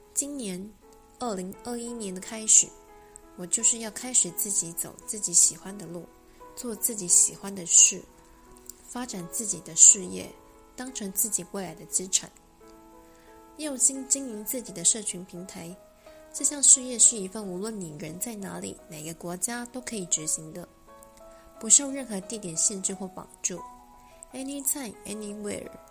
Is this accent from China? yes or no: no; Taipei, Taiwan; 我在台北长大